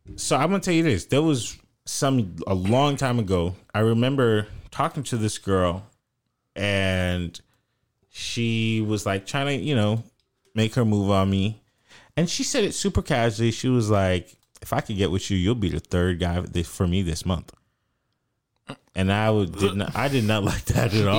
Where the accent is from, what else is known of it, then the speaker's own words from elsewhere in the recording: North Florida, United States; accent: country, twangy; I'm from Florida